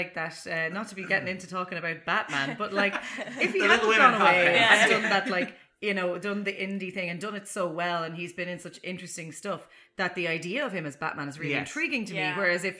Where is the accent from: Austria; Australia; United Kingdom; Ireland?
Ireland; Carlow, Leinster; I'm from Carlow